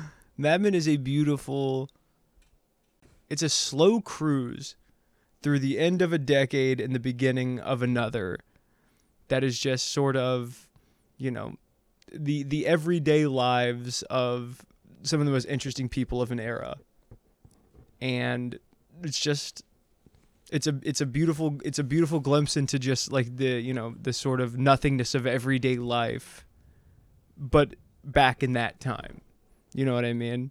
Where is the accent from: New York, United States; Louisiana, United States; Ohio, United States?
Ohio, United States; moved away as an adult; now in Los Angeles, United States; I grew up in Ohio, went to college in Ohio, and then I moved out here right after I graduated